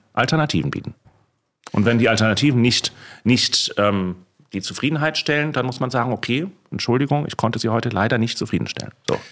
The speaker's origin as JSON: {"language": "German", "region": "Hamburg", "country": "Germany", "moved": "yes", "said": "Ich bin Hamburger, wie du weißt, und äh, Hamburger Seele ist natürlich auch"}